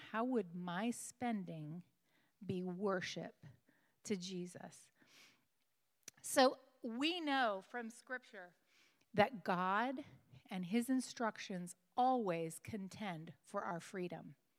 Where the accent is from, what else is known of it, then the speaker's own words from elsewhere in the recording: West Coast, United States; moved away; I came from the West Coast